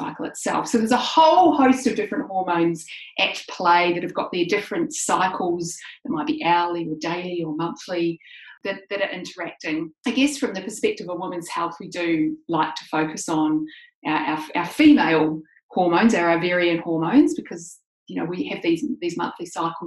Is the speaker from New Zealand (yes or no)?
yes; New Zealand; I grew up in New Zealand.